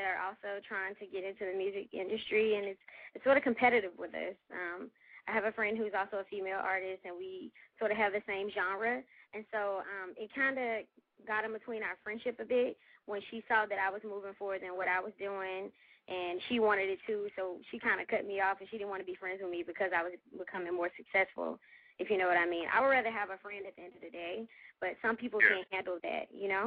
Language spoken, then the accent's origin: English; Memphis, Tennessee, United States; now in Atlanta, United States; I'm born and raised from Memphis.